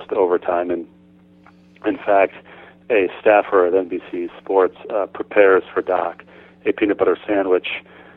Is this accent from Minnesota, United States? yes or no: yes; Bloomington, Minnesota, United States; I grew up in Bloomington, which is where the North Stars played at the Met Center when I was a kid.